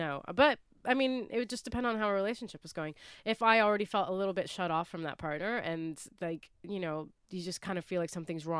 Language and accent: English; Ohio, United States; I'm from Ohio.